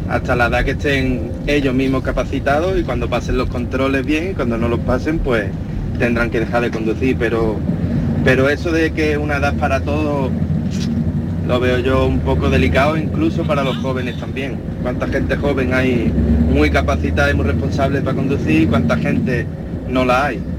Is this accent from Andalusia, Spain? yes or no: yes; Málaga, Andalusia, Spain; also born or lived in northern Norway; now in Norway; de Málaga.